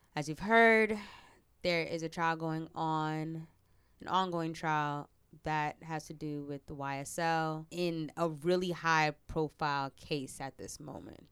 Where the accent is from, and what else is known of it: Teaneck, New Jersey, United States